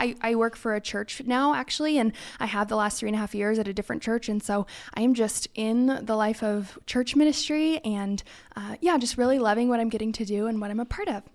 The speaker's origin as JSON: {"language": "English", "region": "California", "country": "United States", "tie": "born or raised there", "moved": "as an adult", "lives_now": "Idaho, United States", "said": "I am originally from California, so born and raised"}